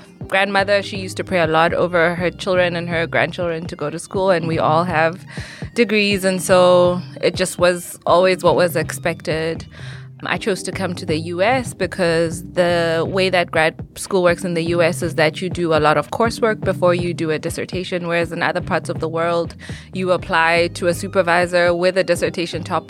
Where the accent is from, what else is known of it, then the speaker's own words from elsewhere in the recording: Lesotho; moved away as an adult; now in Greensboro, United States; I am an international student, also at UNC Greensboro, and I'm from Lesotho